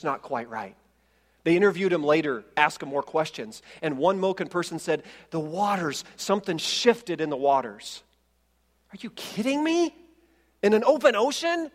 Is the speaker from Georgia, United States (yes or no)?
no; Indiana, United States; we're from Indiana